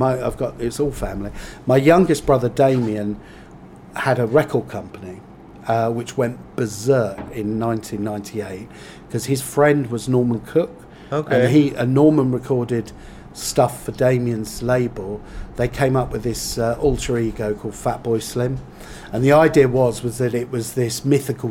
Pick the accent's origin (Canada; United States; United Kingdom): United Kingdom; Whitstable, South East England; I come from Whitstable, that's my hometown